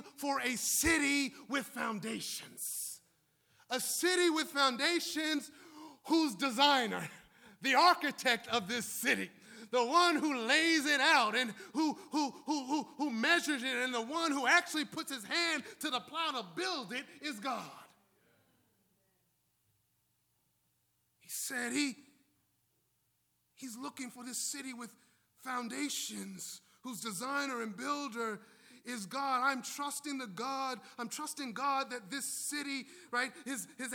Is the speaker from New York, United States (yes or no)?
yes; New York City, New York, United States; now in Washington, D.C., United States; I'm from New York City. I'm from Brooklyn. I now live in D.C.